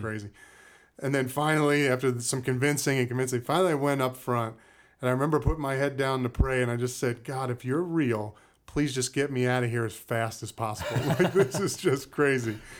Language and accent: English; Cape Cod, Massachusetts, United States; moved away as an adult; also born or lived in Brooklyn, New York / Maine; Grew up in Cape Cod, Massachusetts